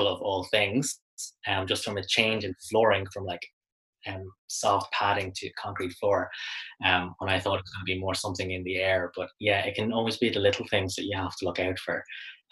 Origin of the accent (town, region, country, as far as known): Ireland